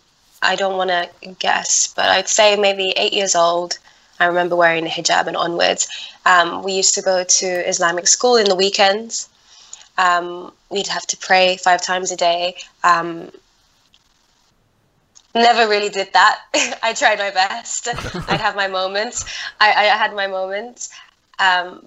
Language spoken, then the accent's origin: English; London, United Kingdom; also born or lived in Netherlands; I grew up in London. I moved from Holland and I came to London.